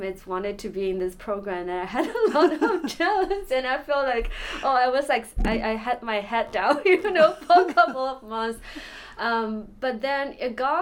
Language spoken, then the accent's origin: English; Shanghai, China; moved away as an adult; also born or lived in Atlanta; I was born and raised in Shanghai